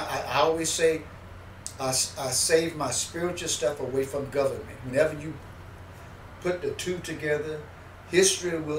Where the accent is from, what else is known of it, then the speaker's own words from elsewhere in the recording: Mississippi, United States; born there; And I, and I put on the thing my actual birthplace, which was Mississippi.